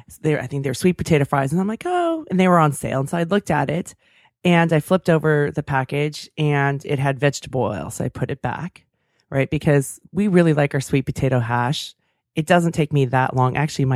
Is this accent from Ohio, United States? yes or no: no; Davis, California, United States; That's my hometown.